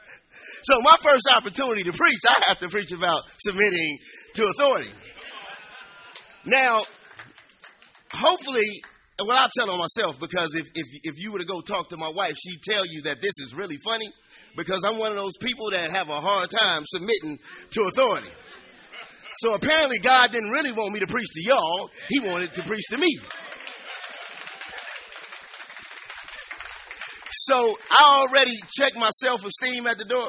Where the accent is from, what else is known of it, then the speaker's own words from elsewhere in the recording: Chicago, Illinois, United States; moved away as an adult; also born or lived in San Antonio, Texas; I'm from the Inglewood in Chicago. I'm from the streets. I'm from the hood